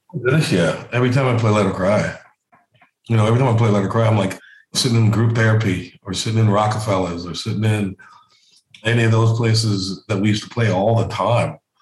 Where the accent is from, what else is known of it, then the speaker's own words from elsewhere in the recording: South Carolina, United States; I'm from South Carolina